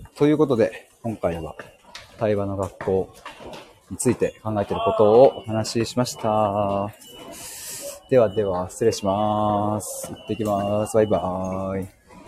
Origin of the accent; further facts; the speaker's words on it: Chiba, Japan; 僕は千葉県に住んでます。